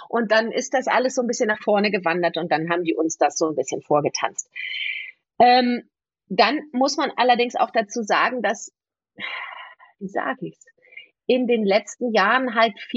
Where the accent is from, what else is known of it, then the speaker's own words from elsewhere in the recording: Bergisch Gladbach, North Rhine-Westphalia, Germany; ich bin ja nun in Bergisch Gladbach aufgewachsen und wenn ich dann irgendwie, weißt du, so ein bisschen Gölsch versuche zu reden